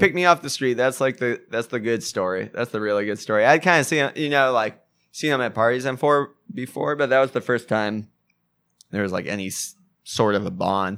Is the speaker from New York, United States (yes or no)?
no; Fullerton, California, United States; also born or lived in New Jersey; I grew up in Fullerton.